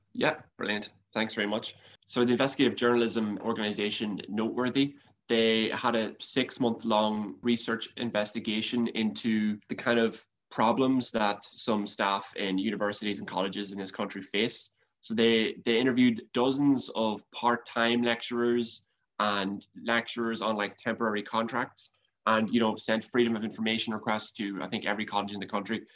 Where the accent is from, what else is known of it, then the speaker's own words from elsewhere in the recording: County Monaghan, Ireland; looking at my own county, County Monaghan